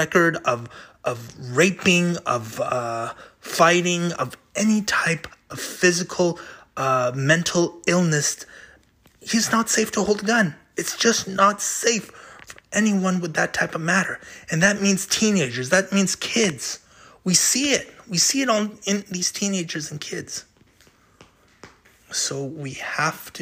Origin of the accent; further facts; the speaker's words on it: United States; as an American.